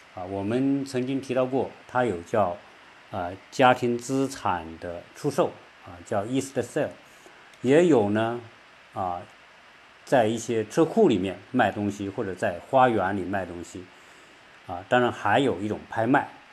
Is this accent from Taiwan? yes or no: no; China; 我们中国人